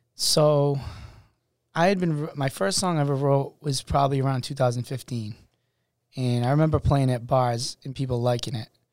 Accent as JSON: {"language": "English", "town": "Worcester", "region": "Massachusetts", "country": "United States", "said": "I'm from Worcester, Massachusetts."}